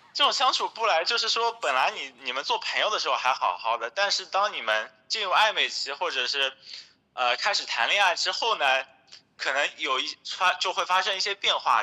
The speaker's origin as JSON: {"language": "Chinese", "town": "Hangzhou", "region": "Zhejiang", "country": "China", "tie": "born or raised there", "also_born_or_lived": "Shanghai", "moved": "as an adult", "said": "我是杭州人嘛，从小在杭州长大，然后大学的时候，呃，去了上海，毕业后呢，在上海大概工作了四年左右"}